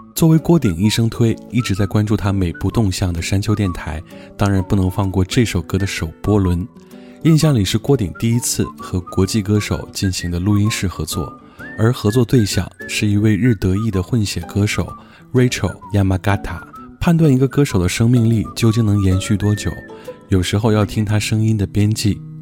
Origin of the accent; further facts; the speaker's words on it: China; 我们中国人